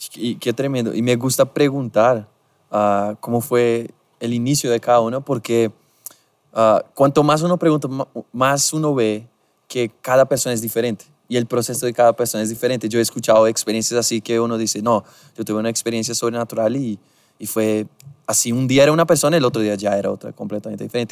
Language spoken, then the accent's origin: Spanish; Brazil; Spanish is a second language; moved away; soy brasileño